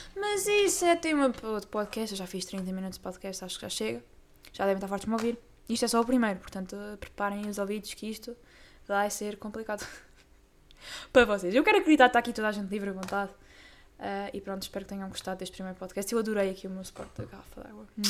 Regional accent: Torres Vedras, Lisbon, Portugal; eu sou de Torres Vedras, que não fica no norte, meus amigos, é assim já, ainda é no distrito de Lisboa

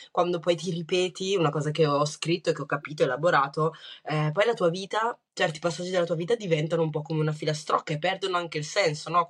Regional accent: Rwanda; born there; Italian is a second language; Io guarda, sono nata nel 91, sono nata in Ruanda

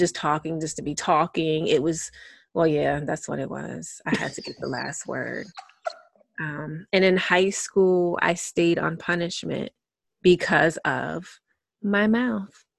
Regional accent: United States; being an American

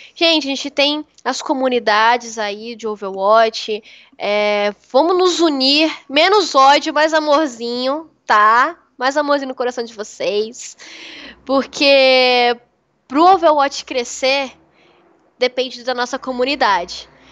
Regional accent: Espírito Santo, Brazil; also born or lived in Santos; now in São Paulo, Brazil; eu sou capixaba. Eu tô, o Espírito Santo faz muito calor. Muito calor mesmo. Morava perto da praia

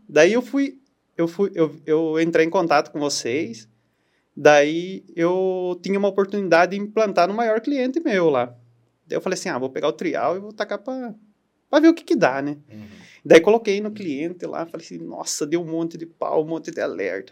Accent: Saltinho, São Paulo, Brazil; also born or lived in Itapetininga; eu sou nascido em Itapetininga, ah, mas eu sempre vivi em, na, na cidade de Saltim, já fazem quase 37 anos

